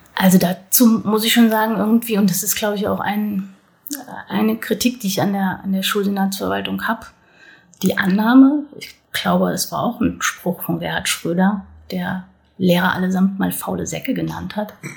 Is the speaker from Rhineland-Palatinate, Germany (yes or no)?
no; North Hesse, Germany; moved away as an adult; now in Berlin, Germany; Ich bin in Südhessen geboren, aber in Nordhessen aufgewachsen